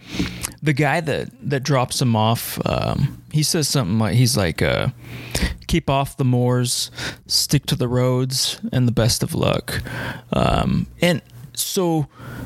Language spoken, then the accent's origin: English; United States; me on the American side